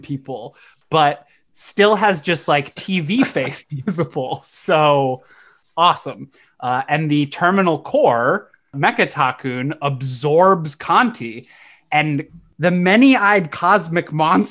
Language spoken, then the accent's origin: English; United States; being an American